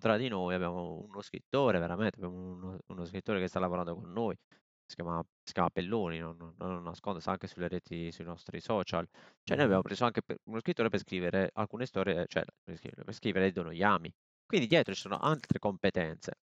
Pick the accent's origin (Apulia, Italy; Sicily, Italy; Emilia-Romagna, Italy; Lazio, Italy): Apulia, Italy; Bari; io sono di Bari